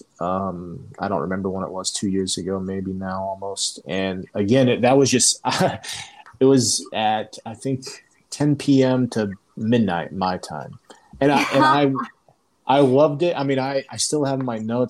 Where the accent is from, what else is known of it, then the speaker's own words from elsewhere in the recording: Indiana, United States; moved away as an adult; now in Slovenia; I'm from Indiana.